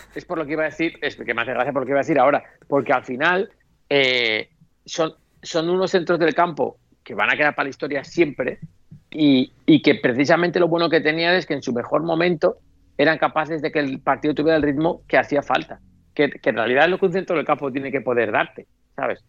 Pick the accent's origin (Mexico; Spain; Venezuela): Spain; como español